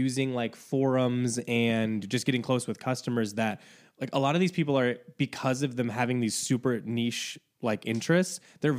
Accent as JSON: {"language": "English", "region": "Northeast Indiana", "country": "United States", "also_born_or_lived": "Chicago", "moved": "yes", "said": "Northeast Indiana."}